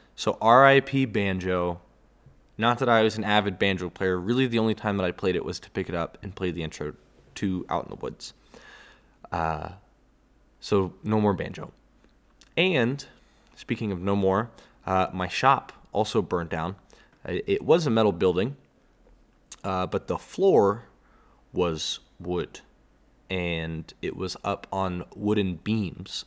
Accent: Texas, United States; as a Texan myself

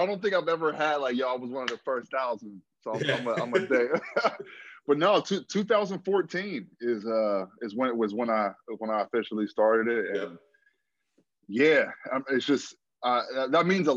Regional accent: Aliquippa, Pennsylvania, United States; I grew up in Aliquippa, Plan 11, the hill

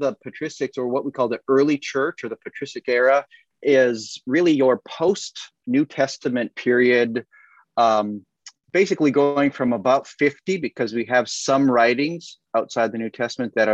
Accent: Minnesota, United States; now in Dallas, United States; where we grew up in Minnesota

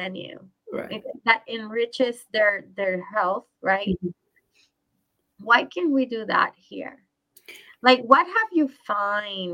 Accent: Puerto Rico; now in United States; I grew up in Puerto Rico

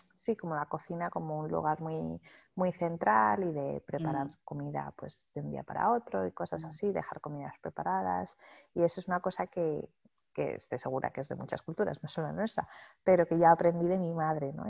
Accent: Madrid, Community of Madrid, Spain; moved away as an adult; now in Australia; los dos somos de España, yo de Madrid y él de Barcelona.

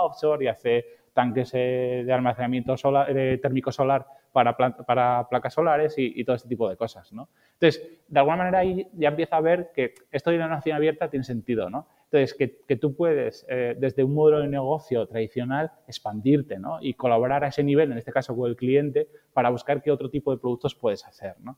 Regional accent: Asturias, Spain; yo soy asturiano

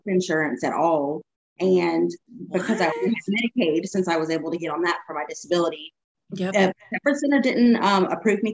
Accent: Tallahassee, Florida, United States; moved away as an adult; also born or lived in South Carolina / Orlando; now in Atlanta, United States; I'm from Tallahassee, Florida

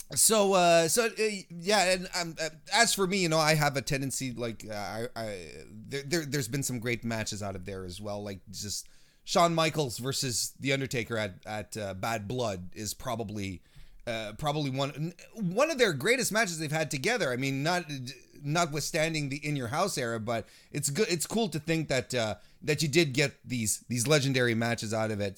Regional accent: Quebec, Canada; technically, I'm from Quebec

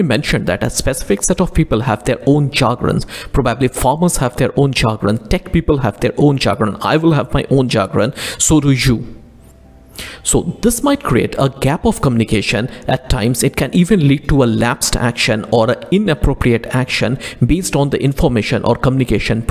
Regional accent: India; as an Indian

